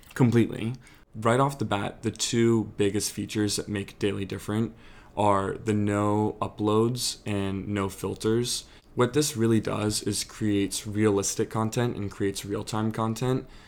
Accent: Annapolis, Maryland, United States; also born or lived in Charleston, South Carolina; I'm from Annapolis, Maryland, born and raised.

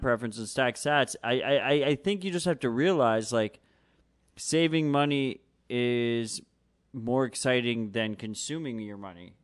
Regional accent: New York City, New York, United States; I'm born and raised New York. I'm a New Yorker, motherfucker

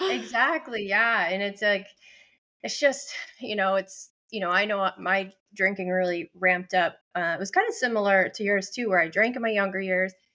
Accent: Buffalo, New York, United States; moved away as an adult; now in Boston, United States; I live in Boston for twenty years, but I'm not originally, I'm from Buffalo, New York

